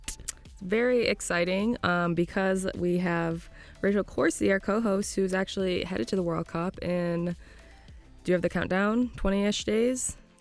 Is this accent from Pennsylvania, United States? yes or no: no; Florida, United States; moved away as an adult; now in Scotland; I'm from Florida